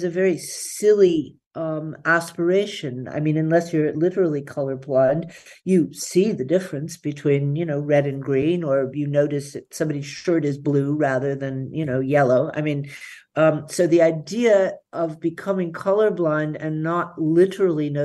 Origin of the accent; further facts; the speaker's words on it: United States; now in Berlin, Germany; I am an American